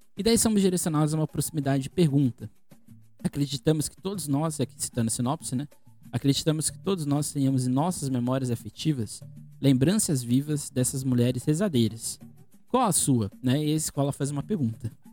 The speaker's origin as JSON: {"language": "Portuguese", "town": "Santos", "region": "São Paulo", "country": "Brazil", "said": "eu sou aqui de Santos, né?"}